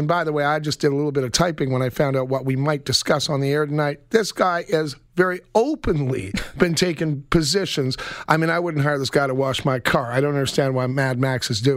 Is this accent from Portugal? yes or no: no; Toronto, Ontario, Canada; when I was a kid growing up in Toronto